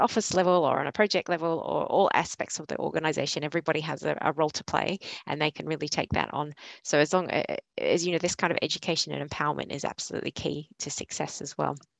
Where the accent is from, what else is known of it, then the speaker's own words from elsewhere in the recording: Australia; moved away as an adult; also born or lived in Yorkshire; now in Leeds, United Kingdom; you probably tell from my accent, I'm not a local from northwestern Yorkshire, but I'm originally from Australia and I moved over here three and a half years ago with ARUP.